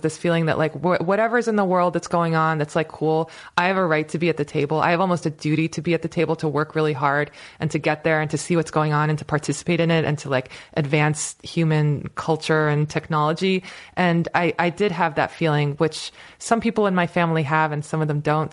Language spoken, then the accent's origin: English; United States; also born or lived in Turkey (ancestry); my parents were, were, you know, immigrated to America as, as scientists